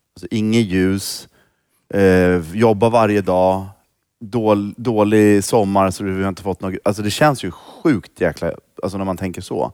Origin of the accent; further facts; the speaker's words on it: Stockholm, Stockholm County, Sweden; also born or lived in Rinkeby / Stureby; Jag är ju uppvuxen i Tensta